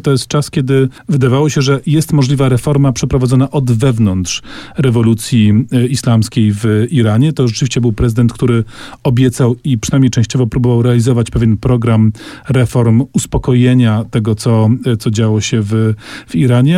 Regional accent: Kraków, Lesser Poland, Poland; my z Krakowa

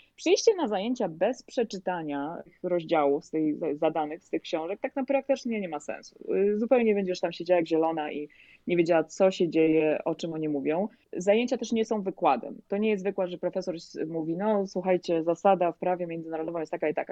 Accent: Poland; moved away as an adult; now in Florida, United States; ja przyjechałam z Polski, ja odbyłam całą swoją dotychczasową edukację w Polsce

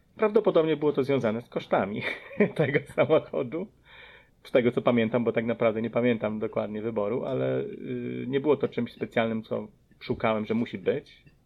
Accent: Podkarpacie, near Rzeszów, Subcarpathian Voivodeship, Poland; moved away as an adult; also born or lived in Philadelphia suburbs, Pennsylvania, United States; now in Philadelphia, United States; pochodzę z Podkarpacia, y, z okolic Rzeszowa.

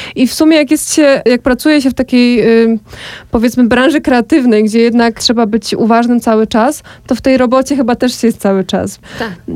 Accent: Podkarpacie, Subcarpathian Voivodeship, Poland; now in Kraków, Poland; ja sama pochodzę ze wsi, bardzo małej wsi na Podkarpaciu

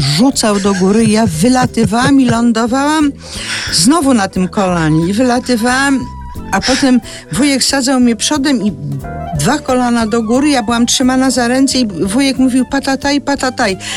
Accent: Zielonka, Masovian Voivodeship, Poland; od strony stacji w Zielonce, gdzie się wychowałam

